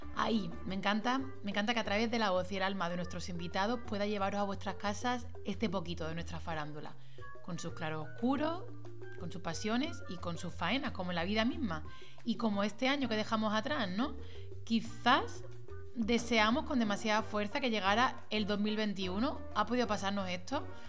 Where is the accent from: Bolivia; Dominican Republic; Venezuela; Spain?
Spain; Málaga, Andalusia; moved away as an adult; also born or lived in Madrid; yo soy de Málaga, he tenido que irme a Madrid casi 14 años para volver ahora